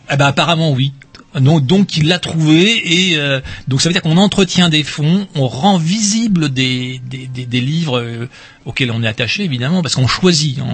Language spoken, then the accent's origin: French; Rennes, Brittany, France; also born or lived in Paris; Je suis Rennais